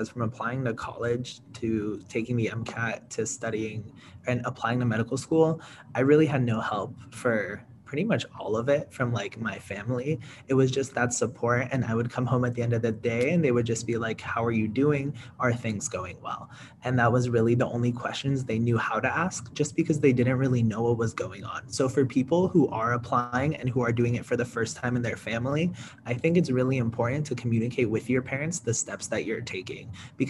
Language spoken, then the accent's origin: English; California, United States; I'm from California